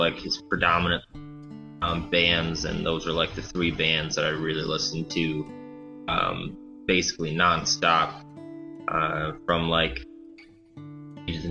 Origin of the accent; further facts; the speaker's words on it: Rollin, Michigan, United States; also born or lived in Battle Creek, Michigan / Kalamazoo, Michigan; I'm from originally Rolland, Michigan, which is a small highway